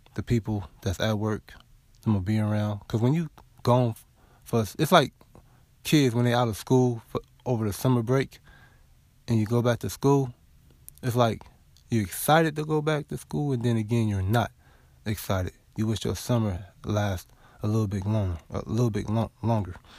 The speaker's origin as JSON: {"language": "English", "region": "West Coast", "country": "United States", "moved": "yes", "lives_now": "the South, United States", "said": "I'm from the West Coast, though, but I live in the South now."}